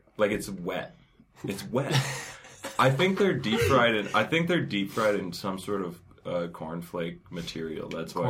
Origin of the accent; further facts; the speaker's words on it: Canada; Well, I am Canadian. Born and raised.